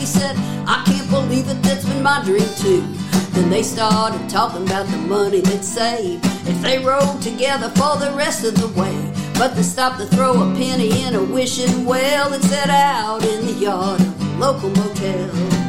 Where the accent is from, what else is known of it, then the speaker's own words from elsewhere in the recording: St. Louis, Missouri, United States; moved away; also born or lived in Nashville; I'm a Missouri. I'm from St. Louis, so I'm a Missouri mule